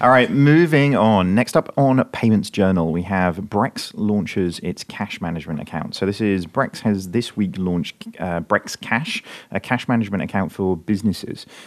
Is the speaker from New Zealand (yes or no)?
no; United Kingdom; being a Brit